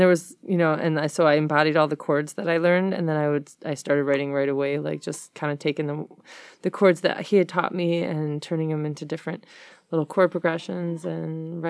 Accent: Detroit, Michigan, United States; Yeah, I was born on the West Side.

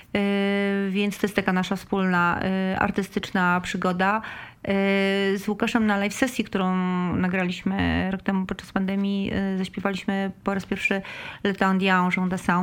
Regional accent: Mielno, West Pomeranian Voivodeship, Poland; wychowałam się w Mielnie

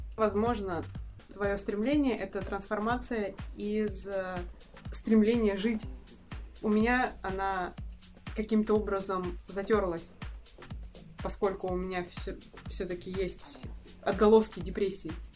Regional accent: Russia; Это российская действительность, та, в которой я росла.

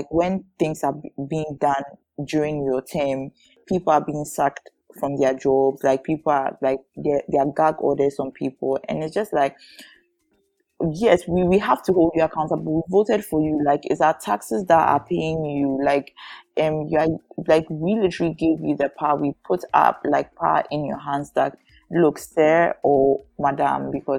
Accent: Ghana

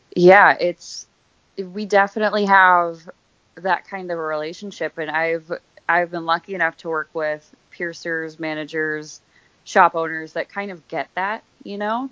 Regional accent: Scranton, Pennsylvania, United States; moved away as an adult; also born or lived in Philadelphia / New York / Minnesota; I am from Scranton, Pennsylvania, so I was there until I was about 20.

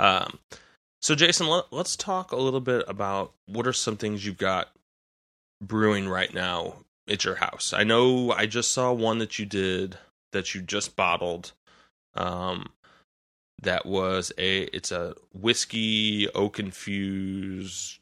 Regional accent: St. Louis, Missouri, United States; I'm from Saint Louis

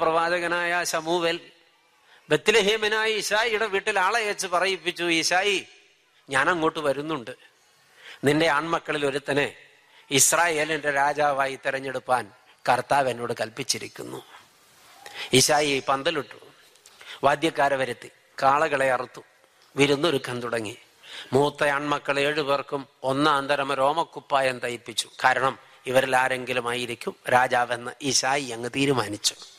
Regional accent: Wayanad, Kerala, India; ഞങ്ങൾ ഒരു നാട്ടുകാരാ വയനാട്ടുകാരാ

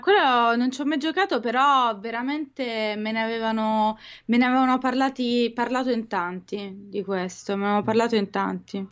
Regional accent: Italy; noi italiani

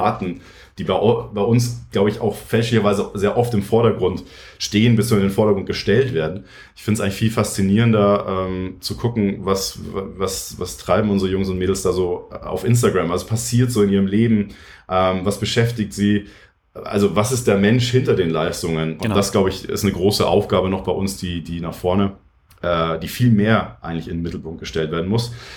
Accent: Munich, Bavaria, Germany; Ich bin aus München. Hm, ich habe damals in der Werner von Linde Halle trainiert im Winter

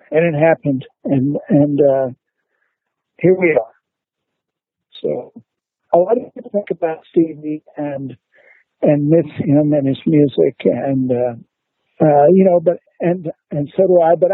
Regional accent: Dallas, Texas, United States; where Steve and I grew up in Oak Cliff.

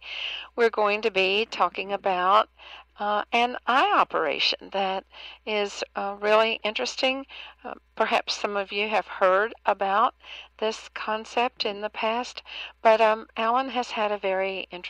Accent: Kentucky, United States; accent: Kentucky; my Kentucky accent

